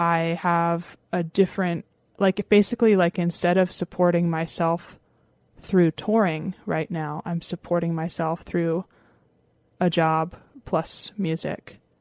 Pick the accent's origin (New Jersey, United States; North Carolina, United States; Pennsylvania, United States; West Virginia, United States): Pennsylvania, United States; Lancaster; I grew up in Lancaster, Pennsylvania